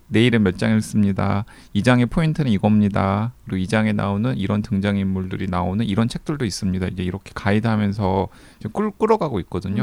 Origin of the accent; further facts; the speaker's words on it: South Korea; moved away; 저는 서남해안의 항구 도시에서 태어났잖아요